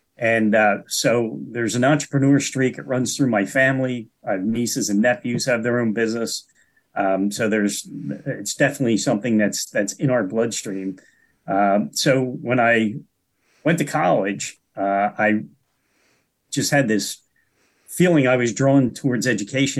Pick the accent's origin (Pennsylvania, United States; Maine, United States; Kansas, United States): Pennsylvania, United States; Delaware County; also born or lived in Chester County, Pennsylvania; I was born and raised in Delaware County, Delco, as we call it. And I currently live in Chester County